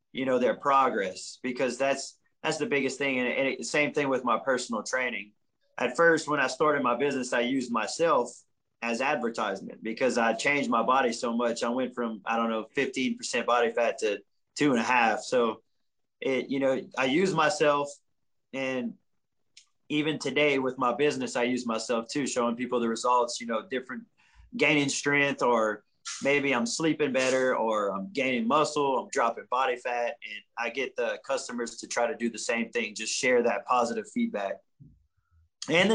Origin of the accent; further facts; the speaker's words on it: the South, United States; I'm from the South.